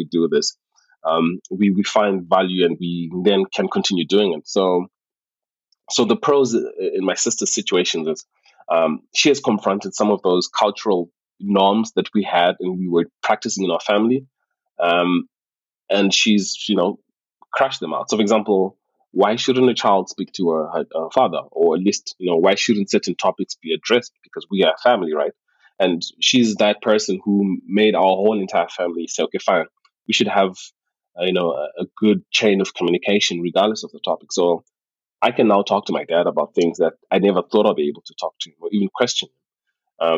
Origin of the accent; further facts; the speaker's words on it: Zimbabwe; now in Germany; I grew up in the Zimbabwean culture back home